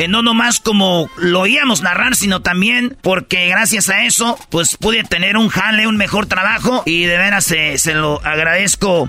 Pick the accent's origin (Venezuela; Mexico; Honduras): Mexico; Jiquilpan, Michoacán; yo soy de Jiquilpan, Michoacán, de Guadalajara a una hora y media más o menos